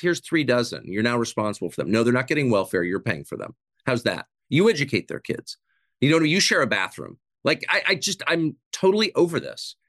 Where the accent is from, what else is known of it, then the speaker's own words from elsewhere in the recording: United States; the country that I grew up